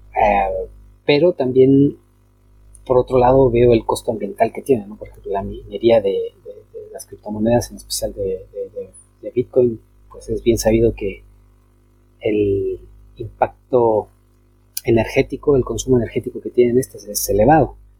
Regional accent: Mexico; now in Chile; siendo, siendo este, ciudadano mexicano, pero este, encontrándome fuera de mi país

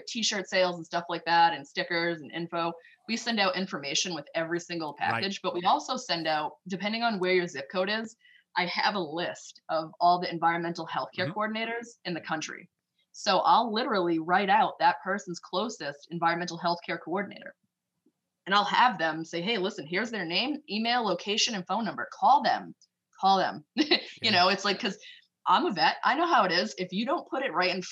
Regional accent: Boston, Massachusetts, United States; I'm from Boston

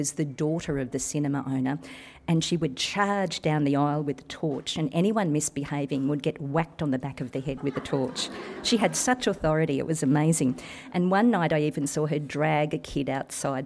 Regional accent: Cobar, New South Wales, Australia; moved away as an adult; now in Sydney, Australia; when I was a little girl growing up in Cobar

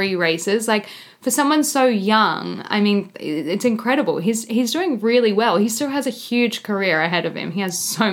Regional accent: Australia; as an Aussie

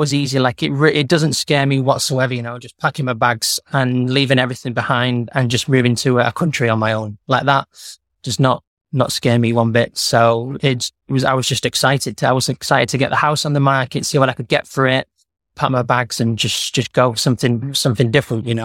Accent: Warrington, North West England, United Kingdom; moved away as an adult; also born or lived in New Zealand; now in Marbella, Spain; I come from Warrington originally. A little town between Manchester and Liverpool

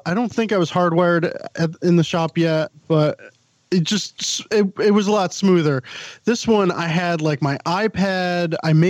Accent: New York, United States; I'm from Long Island.

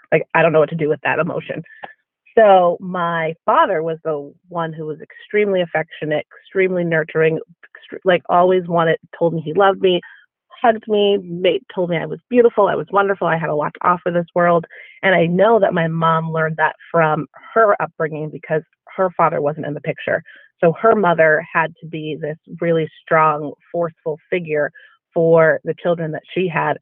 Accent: Massachusetts, United States; moved away as an adult; I grew up in Massachusetts, lived abroad for quite some time, and I have come back to Massachusetts

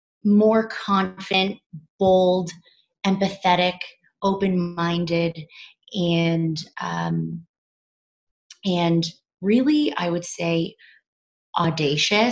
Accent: United States; growing up in America

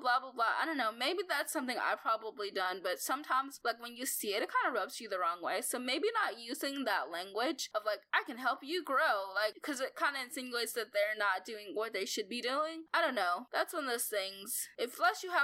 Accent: Arkansas, United States; It's called The Happy Arkansan, because I'm from Arkansas

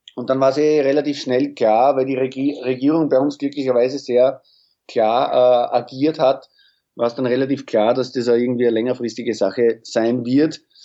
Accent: Pinkafeld, Burgenland, Austria; in Pinkerfeld, in meiner Heimatstadt, also wo meine Eltern und meine Schwestern und ich wohne

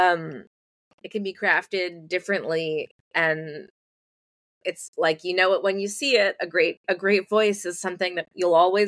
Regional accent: New York City, New York, United States; I grew up in New York City

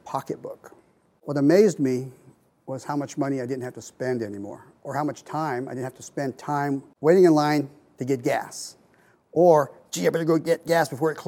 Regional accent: Southern California, United States; now in Portland, United States; Southern Cal.

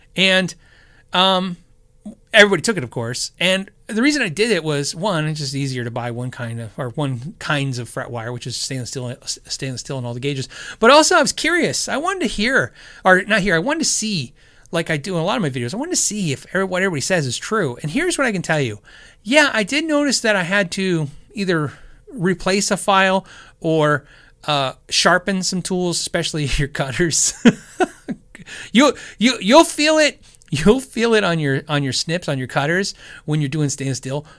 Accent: Tucson and then Phoenix, Arizona, United States; also born or lived in California; I was born in California, but I was raised pretty much Tucson and then Phoenix, Arizona

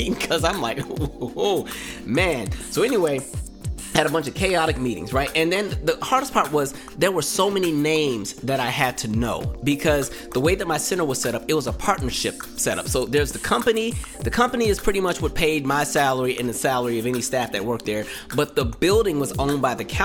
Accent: West Coast, United States; moved away; I'm from the West Coast.

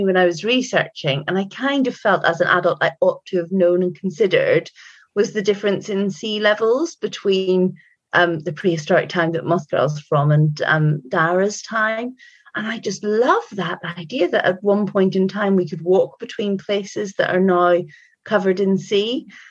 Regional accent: Northern Ireland, United Kingdom; I grew up in Northern Ireland, spent a lot of time on the North Coast. That was where I had my youngest years.

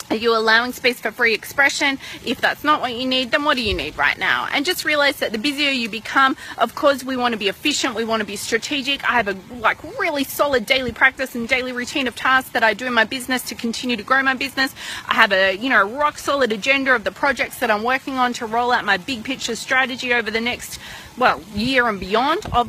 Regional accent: Melbourne, Victoria, Australia; moved away; back in Melbourne, when my hometown, when I was living there

